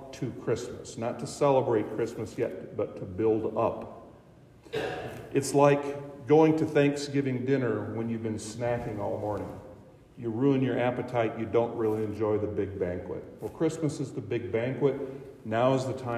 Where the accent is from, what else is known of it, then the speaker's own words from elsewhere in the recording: Boyd County, Nebraska, United States; moved away as an adult; now in Hartington, United States; I grew up here in Boyd County, went to church in Spencer